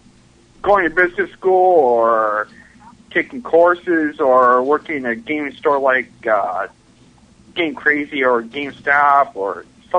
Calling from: Buffalo, New York, United States; from Buffalo, New York.

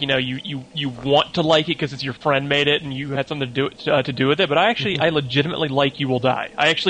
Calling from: Los Angeles, California, United States; from L.A.

